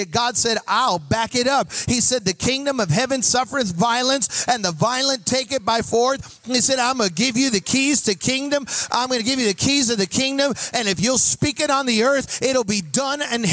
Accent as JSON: {"language": "English", "town": "Chicago", "region": "Illinois", "country": "United States", "said": "I'm from Chicago."}